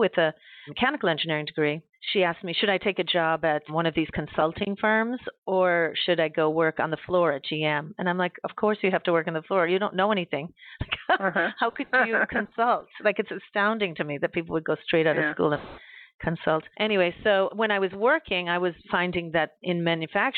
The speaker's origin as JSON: {"language": "English", "country": "Ireland", "moved": "yes", "said": "I'm from Ireland originally, and my dad was a production supervisor at an American company in Ireland"}